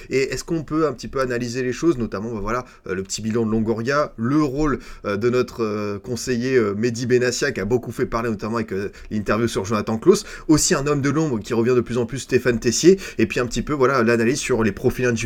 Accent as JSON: {"language": "French", "town": "Bordeaux", "region": "Nouvelle-Aquitaine", "country": "France", "said": "Ne vous en faites pas, moi de toute façon en tant que bordelais, mon nouveau rival c'est Rodez"}